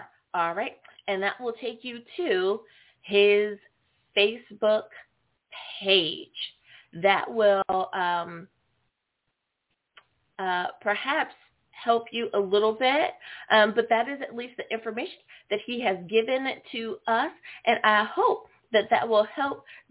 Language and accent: English; United States; it's my home country, the good old U.S. of A.